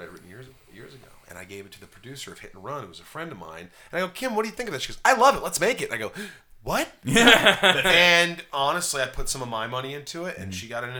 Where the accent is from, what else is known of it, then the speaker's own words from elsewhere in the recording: Newburgh, Indiana, United States; also born or lived in New York; now in California, United States; I grew up in a small town called Newburgh, Indiana, right next to Evansville, Indiana.